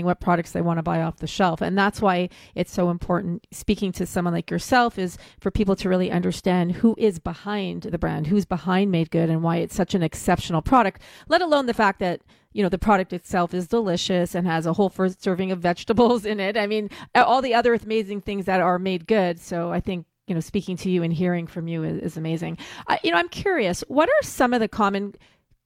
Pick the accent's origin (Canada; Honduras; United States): Canada; being Canadian